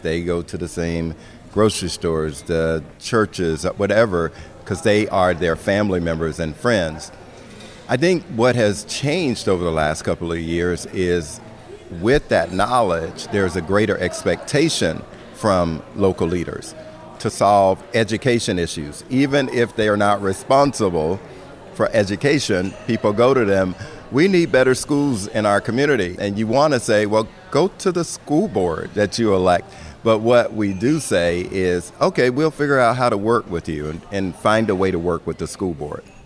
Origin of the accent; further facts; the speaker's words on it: Florida, United States; my home state of Florida